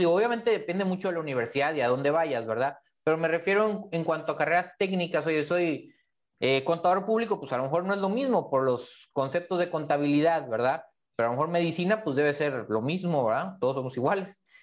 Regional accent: Mexico; los que somos mexicanos

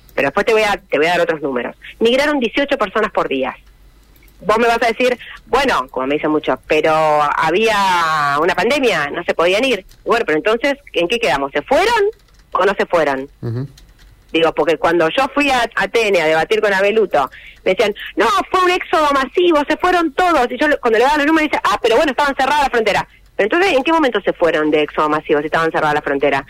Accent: Santa Fe, Argentina; soy santafesina

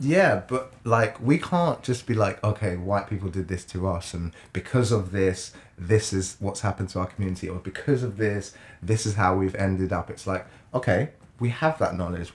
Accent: Jamaica; moved away; I'm from Jamaica

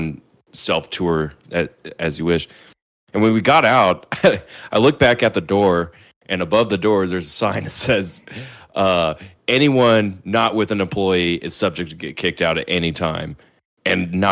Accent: Kansas City, Missouri, United States; we're from Kansas City

